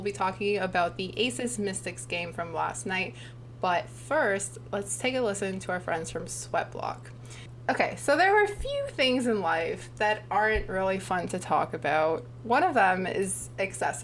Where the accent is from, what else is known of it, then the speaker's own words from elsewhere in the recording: Toronto, Ontario, Canada; we're both from Toronto